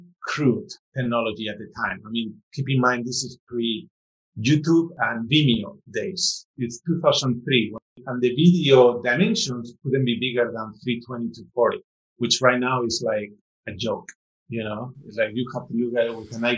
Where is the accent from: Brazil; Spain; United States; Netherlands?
Spain; moved away; growing up in Spain